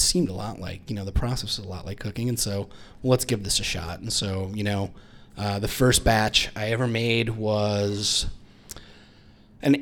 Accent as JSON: {"language": "English", "region": "Minnesota", "country": "United States", "moved": "yes", "said": "I'm from Minnesota, so I was at the University of Minnesota"}